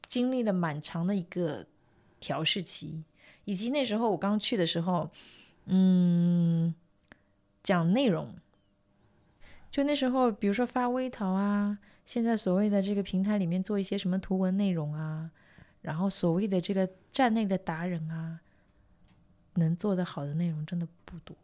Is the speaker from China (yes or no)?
yes; Jiangsu-Zhejiang area, China; 我们江浙这一带